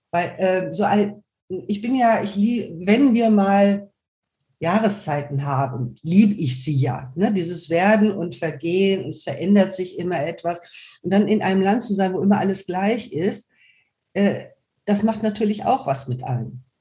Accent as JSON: {"language": "German", "country": "Germany", "said": "Also ich weiß zumindest, ich könnte auf Kap Verden auf Dauer nicht leben. Ich bin Deutsche."}